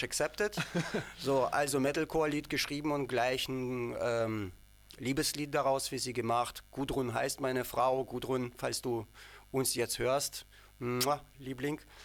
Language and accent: German; Ukraine; now in Dresden, Germany; ich und unser Bassist Sanja, wir kommen aus der Ukraine beide